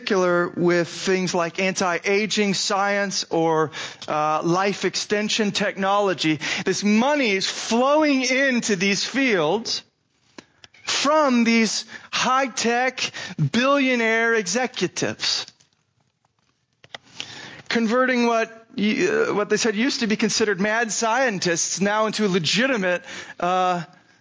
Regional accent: Scottsdale, Arizona, United States; my hometown, Scottsdale, Arizona

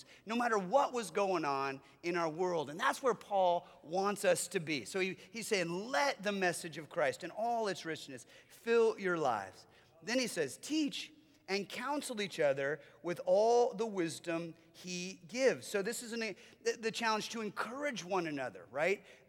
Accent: United States; as American followers of Jesus

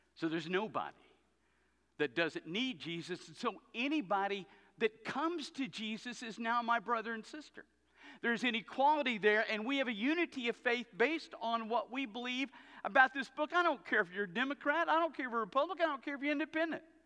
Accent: the South, United States; I grew up in the South. I grew up as a kid

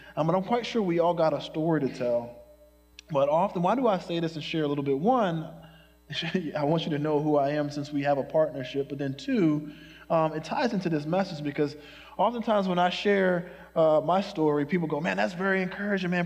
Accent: Philadelphia, Pennsylvania, United States; now in Chicago, United States; I was born in Chicago, but I grew up in Philadelphia, in North Philadelphia

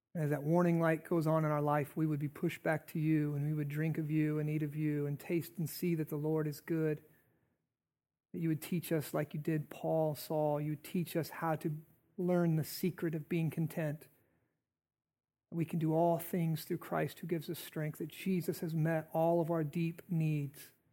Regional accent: United States; I'm an American.

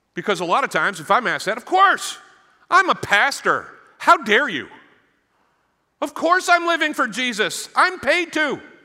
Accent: Maine, United States; moved away; I'm from Maine

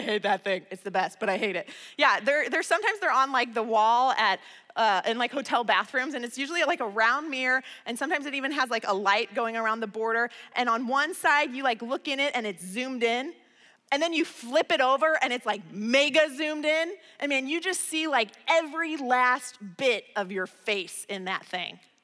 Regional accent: Midwest, United States; I'm from the Midwest

